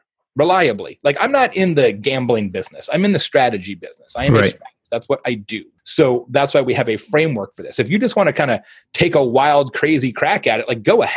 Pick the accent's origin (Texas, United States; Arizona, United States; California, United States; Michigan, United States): Arizona, United States; Phoenix; I'm from Phoenix